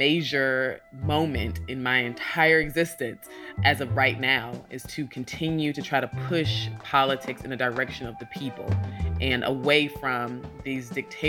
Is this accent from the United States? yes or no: yes; Sandy Springs, Georgia, United States; also born or lived in New Haven, Connecticut / North Carolina; And I am from Atlanta, Georgia, mostly Sandy Springs, Georgia. That's the suburbs. And I was born in New Haven, Connecticut. And we moved to North Carolina when I was younger.